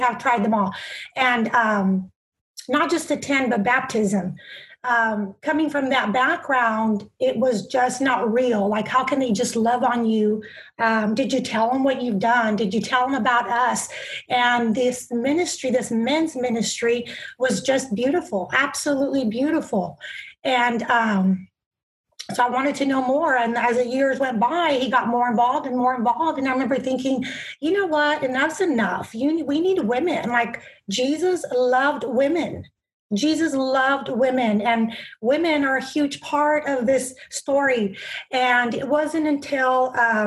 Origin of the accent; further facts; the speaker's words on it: Bakersfield, California, United States; I'm from Bakersfield, California